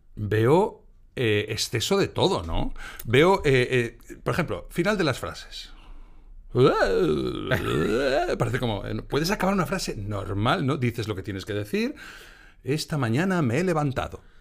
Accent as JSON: {"language": "Spanish", "region": "Galicia", "country": "Spain", "moved": "as an adult", "said": "Yo venía de Galicia, porque yo soy gallego."}